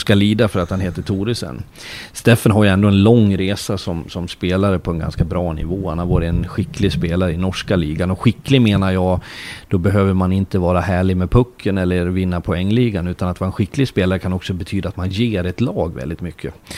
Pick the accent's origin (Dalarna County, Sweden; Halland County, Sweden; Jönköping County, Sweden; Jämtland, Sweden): Dalarna County, Sweden; Leksand; now in Norway; jag kommer ju från Leksand